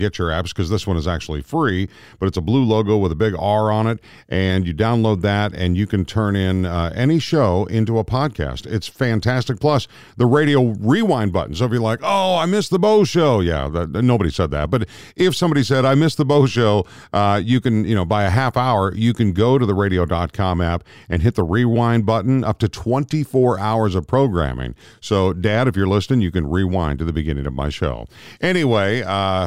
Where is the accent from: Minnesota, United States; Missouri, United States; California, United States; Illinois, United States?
Minnesota, United States; Minneapolis; also born or lived in Rochester, Minnesota; now in St. Louis, United States; I grew up in Minneapolis